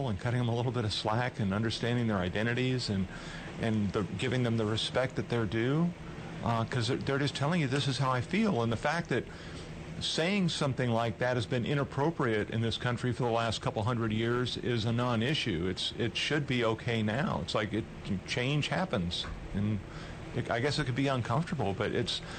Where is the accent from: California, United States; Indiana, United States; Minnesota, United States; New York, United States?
California, United States; moved away; born in California